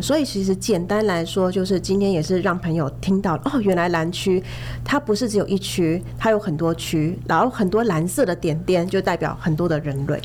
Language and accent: Chinese; Taiwan; 只是对我们台湾人来说，它反而是一个负担